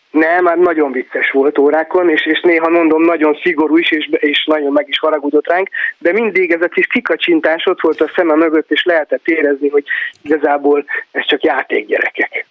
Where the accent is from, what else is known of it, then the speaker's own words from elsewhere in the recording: Záhony, Szabolcs-Szatmár-Bereg, Hungary; moved away as an adult; ott nőttem föl, és hát 20 valahány évet éltem ott